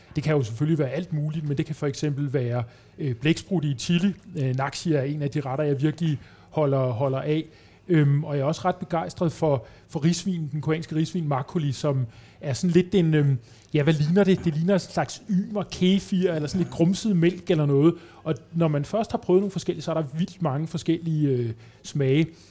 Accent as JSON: {"language": "Danish", "country": "Denmark", "said": "jeg var dansker"}